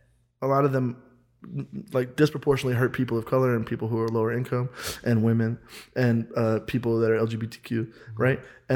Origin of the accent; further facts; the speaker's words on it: Kansas, United States; I'm from Kansas